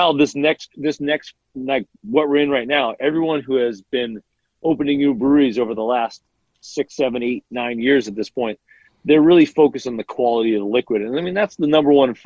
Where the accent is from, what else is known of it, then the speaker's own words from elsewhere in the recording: Wallingford, Connecticut, United States; my hometown of Wallingford